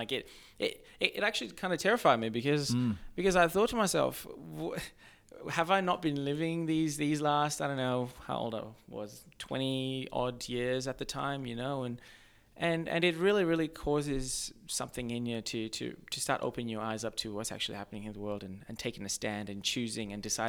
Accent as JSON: {"language": "English", "country": "Australia", "tie": "born or raised there", "also_born_or_lived": "Zimbabwe", "said": "So, I was actually born in Zimbabwe. However, I grew up in Australia. So, I grew up in like a very small mining town."}